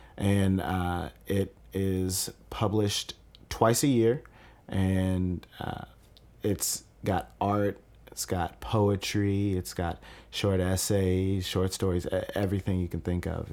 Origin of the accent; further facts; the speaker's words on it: Kentucky, United States; I grew up in Veterans Park. I played for the Southeastern All-Stars from the time I was eight all the way up until I was twelve.